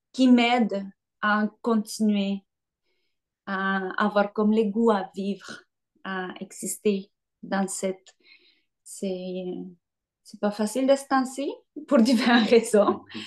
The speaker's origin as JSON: {"language": "French", "country": "Colombia", "tie": "born or raised there", "moved": "as an adult", "lives_now": "Montreal, Canada", "said": "je suis née en Colombie et je suis arrivée à Montréal en 2006 pour faire mes études en danse contemporaine"}